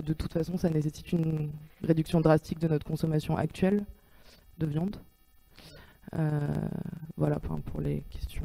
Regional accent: Paris, Île-de-France, France; moi je suis parisienne et que j'ai grandi en ville

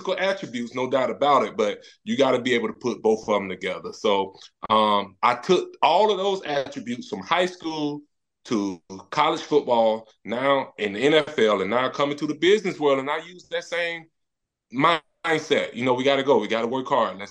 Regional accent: Tallahassee, Florida, United States; I grew up in Tallahassee

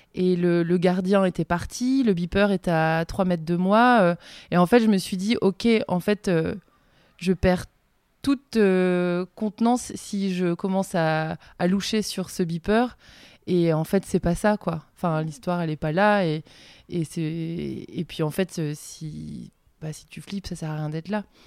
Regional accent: Le Conquet, Brittany, France; J'ai grandi en face des îles Ouessant et Molène

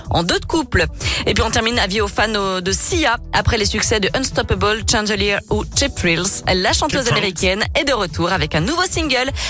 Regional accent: Lyon, Auvergne-Rhône-Alpes, France

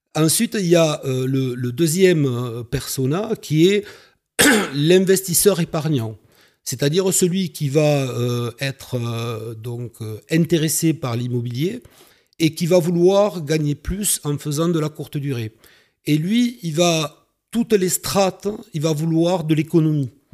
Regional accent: Carcassonne, Occitania, France; also born or lived in Toulouse; je suis originaire de Carcassonne

